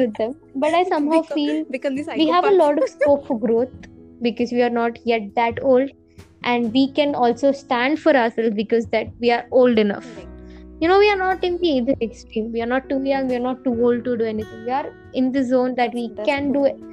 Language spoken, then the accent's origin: English; India; I'm an Indian